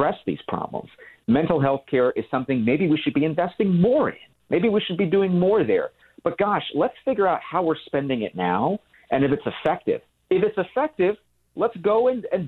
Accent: California, United States; I grew up in California. I live in California now

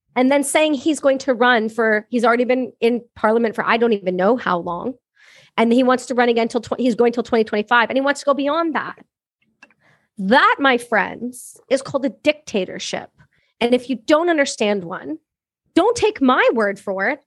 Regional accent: Canada; I'm Canadian, I'm a Canadian veteran

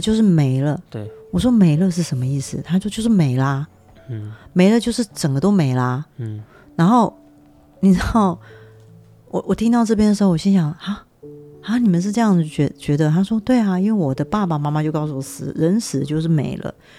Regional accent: Taiwan; 我们台湾人

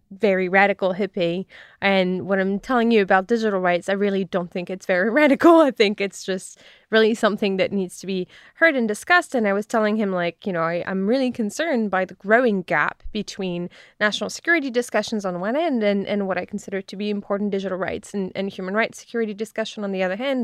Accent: France; moved away as an adult; now in United States; I grew up in France

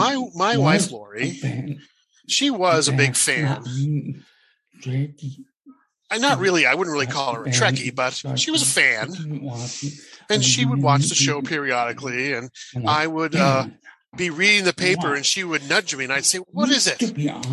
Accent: Washington, United States; also born or lived in Texas; I was born in Texas. And my father was a Southern Baptist minister. My mother was an English and literacy teacher. And then we moved to Washington State to open a church there.

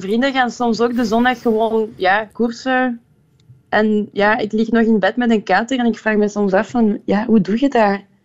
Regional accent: Liège, Wallonia, Belgium; Dutch is a second language; moved away as an adult; also born or lived in Brussels / Ghent; now in Antwerp, Belgium; ik ben in Luik geboren en getogen

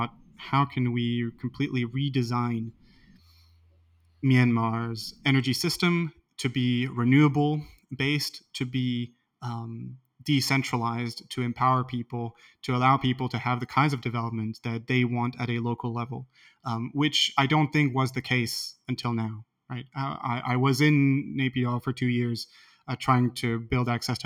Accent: France; I come from France

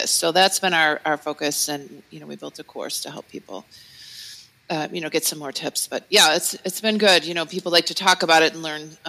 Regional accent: Cleveland, Ohio, United States; we're from Cleveland, Ohio

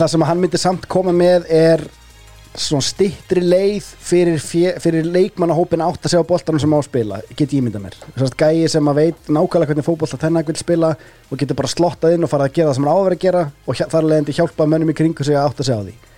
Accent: Iceland; okkur sem erum Íslendingar

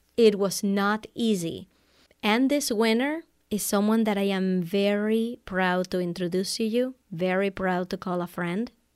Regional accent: Venezuela; English is a second language; moved away as an adult; also born or lived in Amherst, Massachusetts, United States; now in United States; I was born in Venezuela, South America, and I speak Spanish. I came to the U S for college back in nineteen ninety-nine

